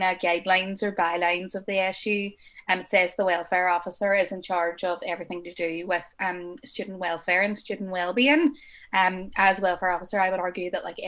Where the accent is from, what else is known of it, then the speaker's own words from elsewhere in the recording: Derry, Northern Ireland, United Kingdom; I'm 23 years old and I'm from Derry